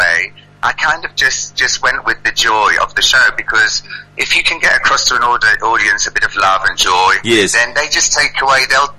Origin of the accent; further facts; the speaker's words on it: London, United Kingdom; now in Johannesburg, South Africa; I grew up in London. I live now in Joburg.